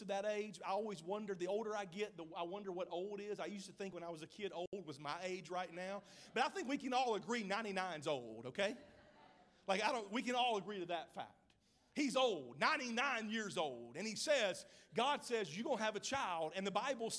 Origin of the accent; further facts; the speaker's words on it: Mississippi, United States; now in Oklahoma, United States; I'm from Mississippi